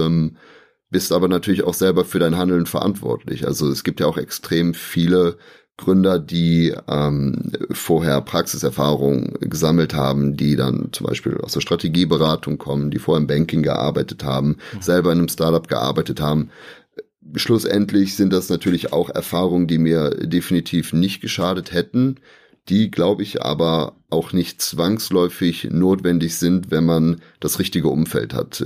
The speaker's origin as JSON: {"language": "German", "town": "Aachen", "region": "North Rhine-Westphalia", "country": "Germany", "tie": "born or raised there", "said": "wir sind ja direkt an der Grenze zu Belgien und zu den Niederlanden. Deswegen, ich bin so groß geworden"}